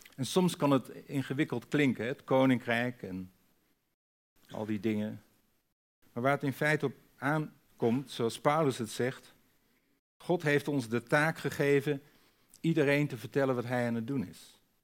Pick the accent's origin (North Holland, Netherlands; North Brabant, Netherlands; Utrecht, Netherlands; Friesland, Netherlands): Friesland, Netherlands; ik ben een Fries